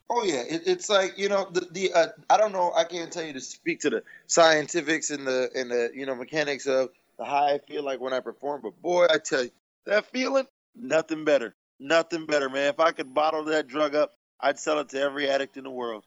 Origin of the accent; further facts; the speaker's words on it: United States; I love being American